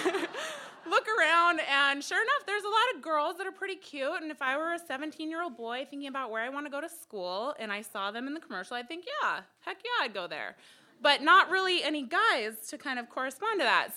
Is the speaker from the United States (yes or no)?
yes; Fairbanks, Alaska, United States; moved away as an adult; also born or lived in Midwest; now in Anchorage, United States; I'm from Fairbanks